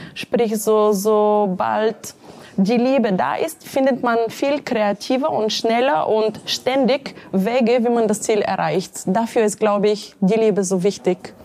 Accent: Bulgaria; moved away as an adult; now in Munich, Germany; aufgewachsen in Bulgarien. In München bin ich seit äh, gut 15 Jahren.

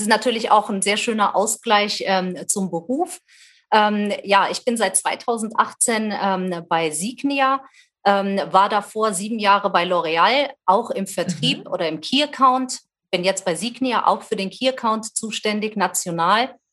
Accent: Wetzlar, Hesse, Germany; Ich lebe wieder in meiner Geburtsstadt ähm, Wetzlar in Mittelhessen

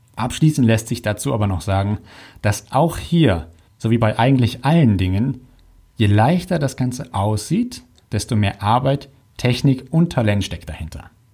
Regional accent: Hamburg, Germany; bei uns in Hamburg

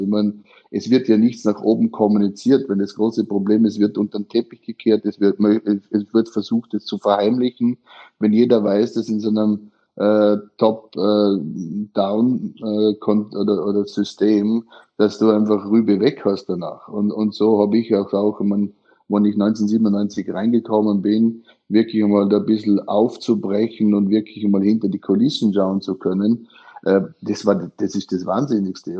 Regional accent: Austria; moved away as an adult; also born or lived in Guangdong, China; now in China; heutigen Tag genau vor 23 Jahren bin ich aus Österreich ausgezogen

